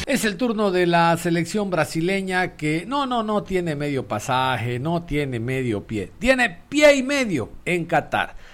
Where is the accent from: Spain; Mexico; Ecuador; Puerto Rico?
Ecuador; somos ecuatorianos.